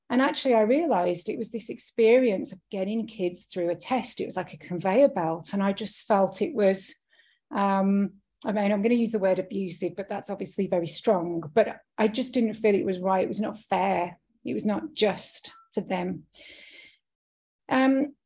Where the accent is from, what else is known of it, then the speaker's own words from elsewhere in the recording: United Kingdom; moved away; I'm British. That's where I was born and raised